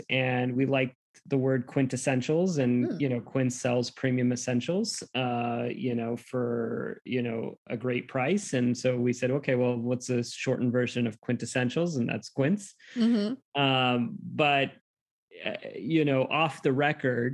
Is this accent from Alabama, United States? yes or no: no; Fremont, California, United States; I grew up in the Bay Area. I grew up in a small town, at least at when it was a small town called Fremont